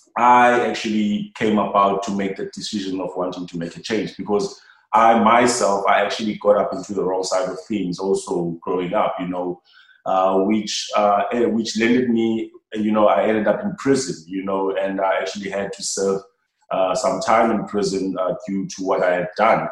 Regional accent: Cape Town, Western Cape, South Africa; coming down to Langa, my, like my hometown

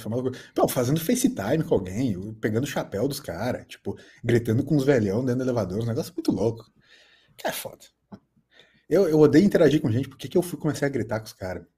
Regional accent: Brazil; eu só falei Brasil

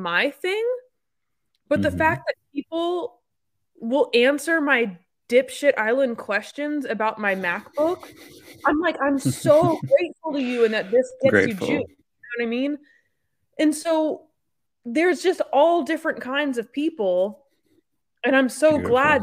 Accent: Wimberley, Texas, United States; also born or lived in Austin, Texas; we grew up in Wimberley, which is a adorable little hill country town just south

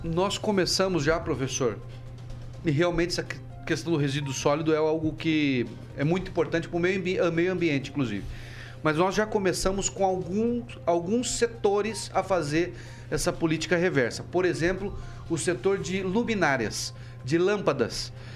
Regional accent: Paraná, Brazil; Falo isso como paranaense, com muito orgulho

